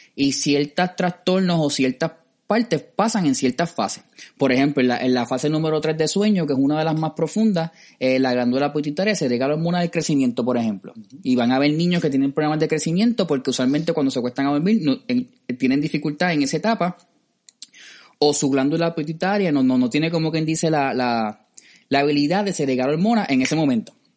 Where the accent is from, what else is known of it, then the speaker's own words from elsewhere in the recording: Cidra, Puerto Rico; yo que soy del campo de Sidra